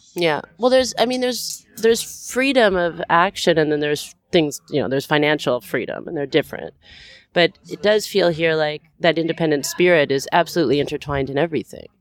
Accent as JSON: {"language": "English", "country": "Canada", "said": "we're from Canada"}